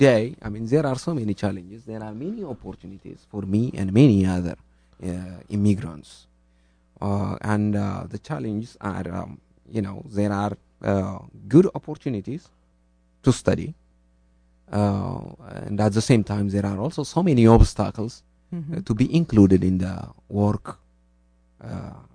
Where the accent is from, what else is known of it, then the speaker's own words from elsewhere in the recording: Ethiopia; moved away as an adult; now in Norway; I'm from Ethiopia, and I identify myself as an Ethiopian.